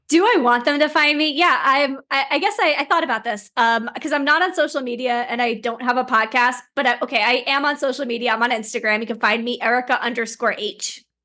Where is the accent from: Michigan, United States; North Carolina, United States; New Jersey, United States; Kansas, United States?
New Jersey, United States; Plainsboro; also born or lived in Princeton, New Jersey; I grew up in Plainsboro.